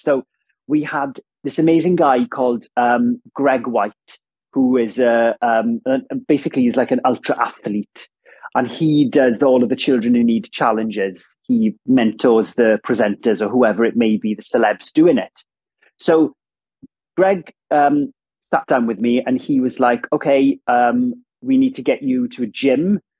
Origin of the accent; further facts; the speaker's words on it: Ammanford, Wales, United Kingdom; accent: Welsh; first language Welsh; English is a second language; moved away as an adult; also born or lived in London / Cardiff; I grew up in Ammanford, which is a town in southwest Wales